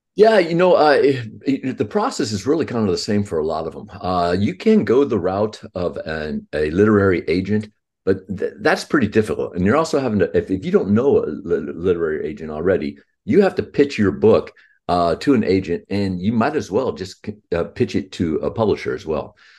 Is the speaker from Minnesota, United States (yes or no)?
no; Houston, Texas, United States; I was born in Houston, Texas, and, and I'm, uh, fifty-nine years old.